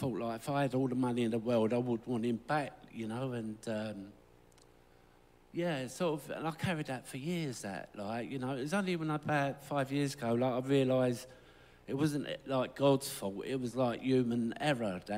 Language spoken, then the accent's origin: English; London, United Kingdom; I'm from Lambeth. I was born in Lambeth, just off of Lambeth Walk